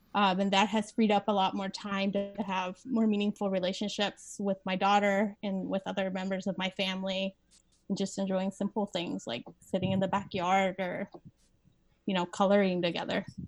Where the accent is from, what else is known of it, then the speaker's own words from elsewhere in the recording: Las Vegas, Nevada, United States; I live in Las Vegas. I grew up in Las Vegas.